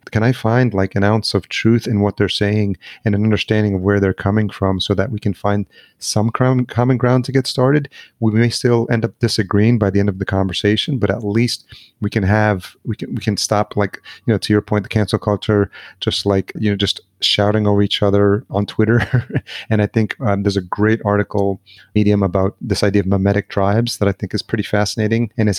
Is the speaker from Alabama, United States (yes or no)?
no; Yonkers, New York, United States; I grew up in Yonkers